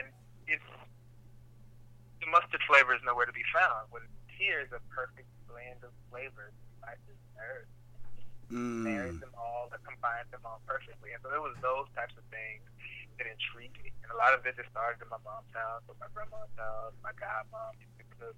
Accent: the South, United States; We're from the South. It's all together.

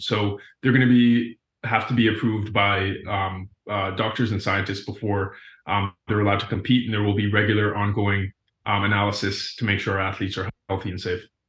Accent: Cayman Islands; moved away as an adult; also born or lived in Florida, United States; I grew up in the Cayman Islands, uh, before attending school at the University of Florida

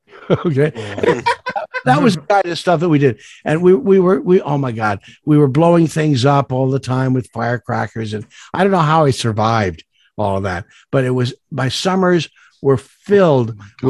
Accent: Goshen, Indiana, United States; also born or lived in New York; I was born in Goshen, Indiana. If you move the letters around, it spells he's gone, because I am. And when we moved to New York, I would still go back every summer

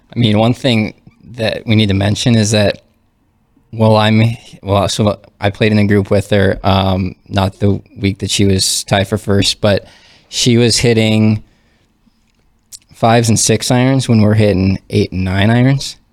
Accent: Fargo, North Dakota, United States; I'm from North Fargo originally.

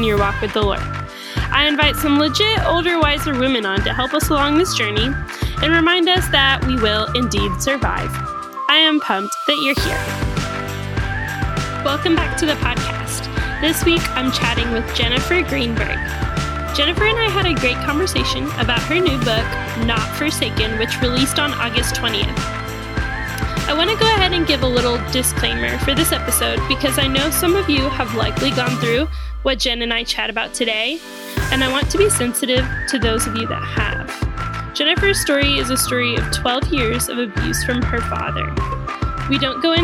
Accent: Houston, Texas, United States; I grew up in Houston

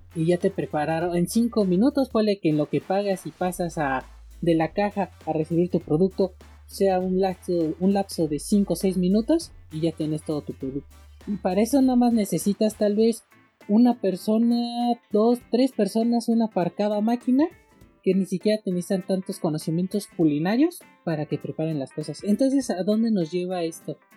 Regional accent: Mexico; aquí en México, en mi país

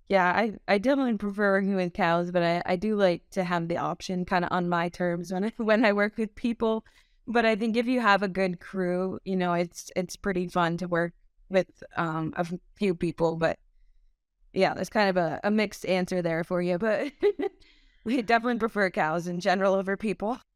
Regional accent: Montgomery, Vermont, United States; I grew up in Montgomery, Vermont on a small Thai stall farm.

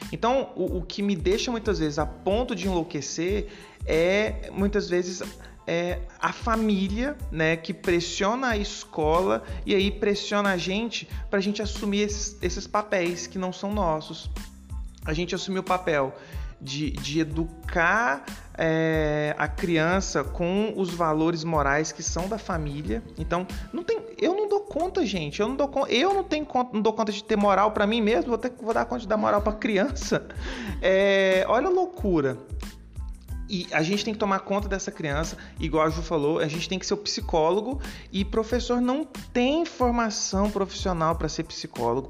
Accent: Goiânia, Goiás, Brazil; moved away as an adult; now in Petrópolis, Brazil; eu atualmente eu moro em Petrópolis, estado do Rio, é, mas eu sou de Goiânia, Goiânia, estado de Goiás

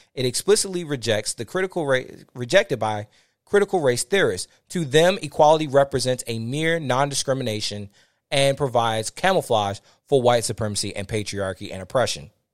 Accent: Fort Washington, Maryland, United States; I grew up in Fort Washington, Maryland, between D C and Fort Washington, Maryland

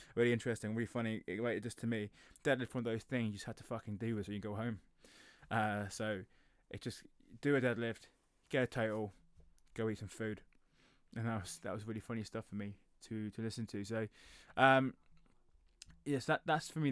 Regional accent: England, United Kingdom; I'm I'm British, so I live in England

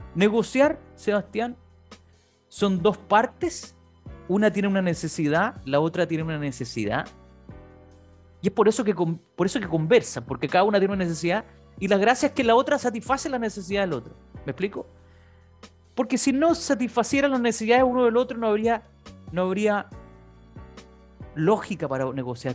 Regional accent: San Bernardo, Santiago Metropolitan Region, Chile; fui concejal de San Bernardo, mi ciudad natal además

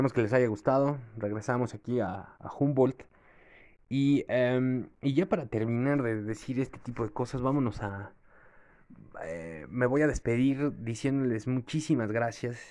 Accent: Mexico; also born or lived in Veracruz; los mexicanos siempre que aspiramos al taekwondo

